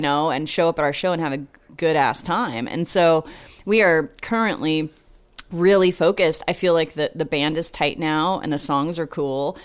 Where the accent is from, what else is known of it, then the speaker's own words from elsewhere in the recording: Portland, Oregon, United States; moved away as an adult; also born or lived in San Antonio, Texas; now in Austin, United States; Grew up in Oregon.